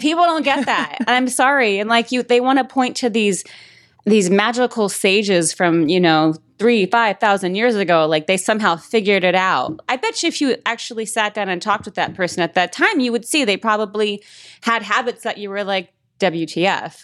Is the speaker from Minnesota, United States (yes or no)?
no; Las Vegas, Nevada, United States; moved away as an adult; I'm from Vegas